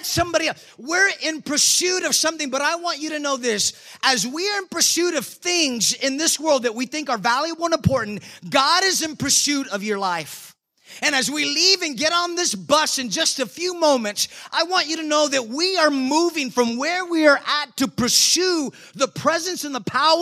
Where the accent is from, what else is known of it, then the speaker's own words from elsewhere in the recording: San Antonio, Texas, United States; I'm from San Antonio